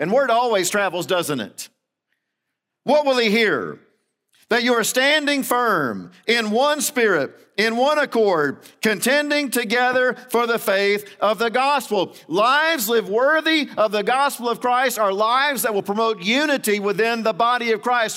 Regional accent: Central Florida, United States; moved away; I grew up in Central Florida

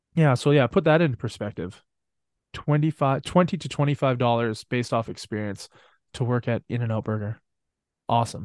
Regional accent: Canada; I'm Canadian

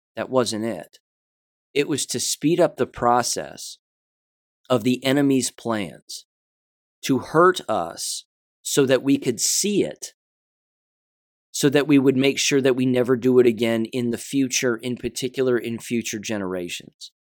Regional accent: United States; I'm an American, first and foremost

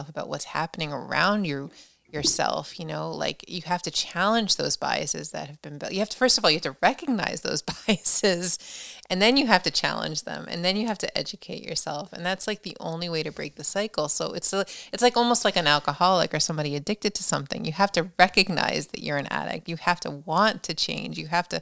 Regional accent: New Jersey, United States; now in Massachusetts, United States; I grew up in New Jersey, but basically New York City, the tri-state area

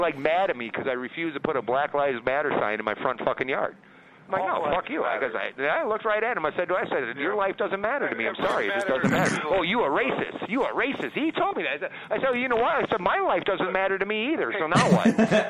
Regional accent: United States; being an American

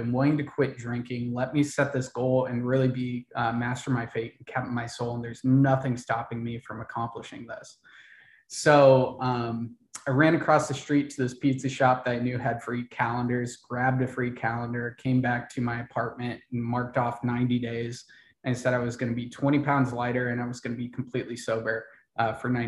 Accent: Ohio, United States; born or raised there; moved away; also born or lived in Miami / Austin, Texas

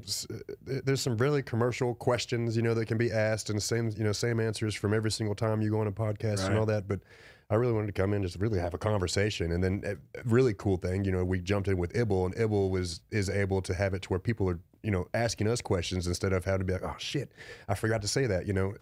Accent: Lubbock, Texas, United States; born there; also born or lived in Los Angeles; because I'm not from Austin, you know. Mm-hmm. I was born in Lubbock and then, like, moved all over the place, lived in L.A. for a long time, and then came to Austin and was like, I'm back in Texas.

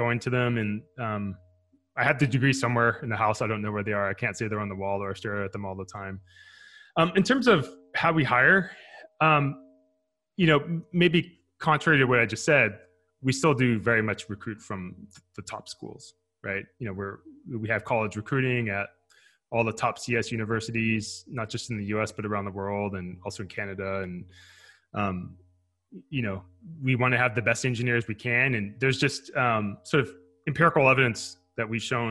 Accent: Fremont, California, United States; now in Menlo Park, United States; I grew up in a city called Fremont, which is right across the bay from where I live now in Menlo Park

